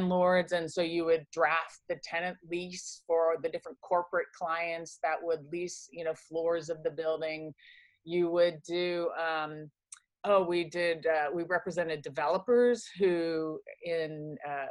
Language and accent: English; Kansas and Indianapolis, Indiana, Midwest, United States; moved away; also born or lived in Philadelphia, Pennsylvania; I was born in Philadelphia, but was raised primarily in Kansas City, Kansas, and Indianapolis, Indiana.